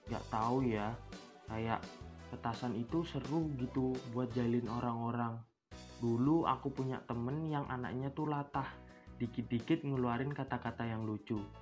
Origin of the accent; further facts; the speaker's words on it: Sidoarjo, East Java, Indonesia; Aku tuh lulusan dari SD Pucang di Sidoarjo. Mungkin warga Sidoarjo ngerti lah, bisa ditebak di mana posisi SD ku berada.